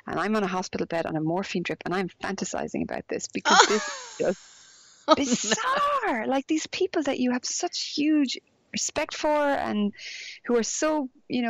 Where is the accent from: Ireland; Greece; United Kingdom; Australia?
Ireland; Galway, Connacht; also born or lived in Dublin; I'm Irish, because I grew up in Ireland